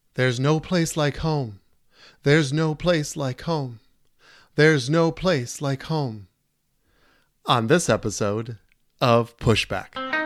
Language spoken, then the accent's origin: English; Prior Lake, Minnesota, United States; now in Staples, United States; she's from my hometown.